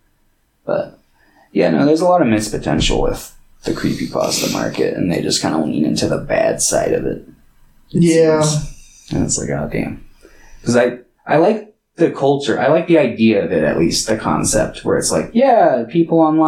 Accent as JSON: {"language": "English", "country": "United States", "tie": "born or raised there", "said": "I grew up here in America"}